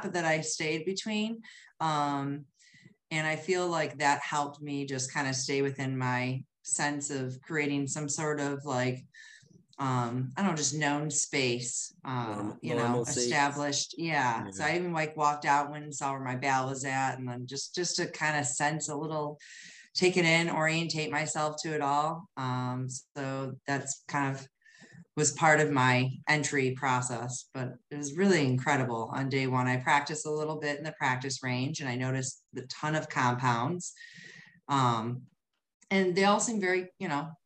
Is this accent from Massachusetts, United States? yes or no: no; Ferndale, Michigan, United States; I'm from Ferndale, Michigan, which is a suburb just outside of Detroit.